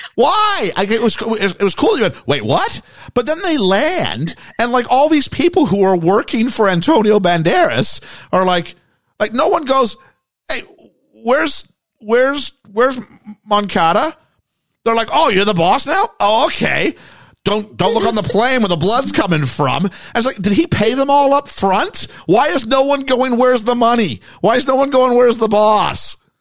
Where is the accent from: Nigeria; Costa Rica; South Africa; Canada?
Canada; we were from England, but I was from Canada